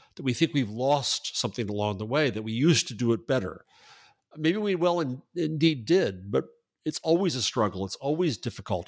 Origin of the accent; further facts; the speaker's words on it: United States; I'm an American.